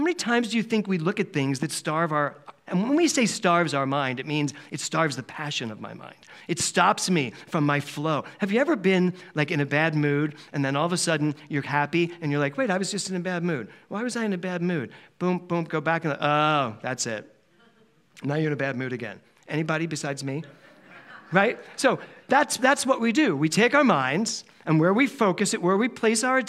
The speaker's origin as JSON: {"language": "English", "town": "Philadelphia", "region": "Pennsylvania", "country": "United States", "tie": "born or raised there", "also_born_or_lived": "New York City / Los Angeles", "moved": "as an adult", "said": "growing up in Philadelphia"}